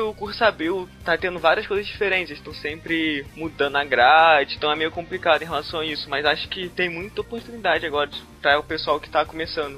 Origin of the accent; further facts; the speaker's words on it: Rio de Janeiro, Brazil; Eu moro junto com ele, em Jagrepaguá